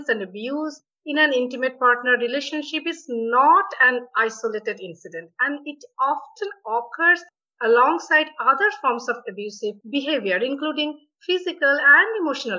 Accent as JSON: {"language": "English", "country": "India", "moved": "yes", "said": "I came from India"}